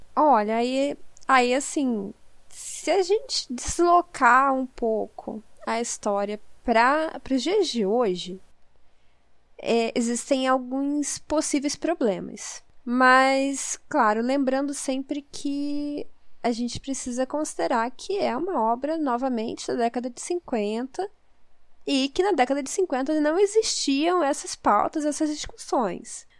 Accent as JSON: {"language": "Portuguese", "region": "Southeast", "country": "Brazil", "said": "Eu sou do Sudeste"}